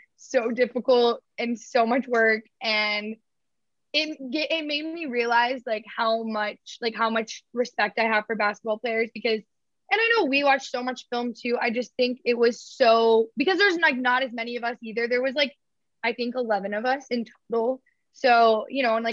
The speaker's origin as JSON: {"language": "English", "region": "Georgia", "country": "United States", "said": "I'm from Georgia"}